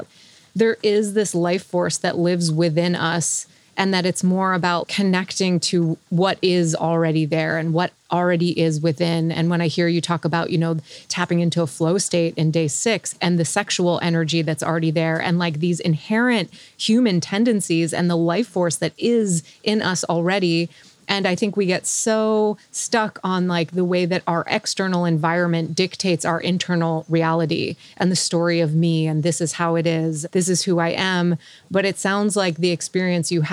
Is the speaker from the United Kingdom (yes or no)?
no; Montreal, Quebec, Canada; I grew up in Montreal and we're the same age